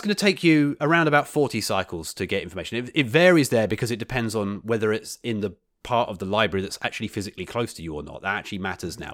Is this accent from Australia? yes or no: no; United Kingdom; moved away; my my home country